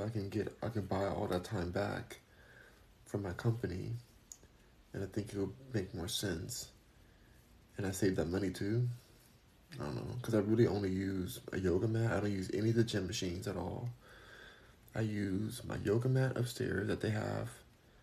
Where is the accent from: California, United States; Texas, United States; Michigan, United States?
California, United States; I'm just from California